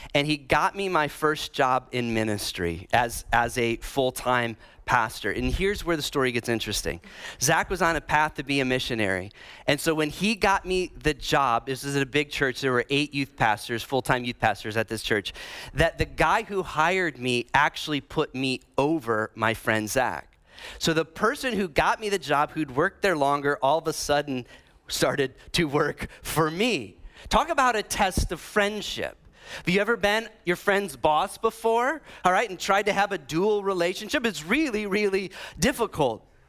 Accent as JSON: {"language": "English", "area": "Illinois and Iowa", "region": "Midwest", "country": "United States", "accent": "Midwest", "moved": "yes", "said": "I'm from Illinois uh, and Iowa."}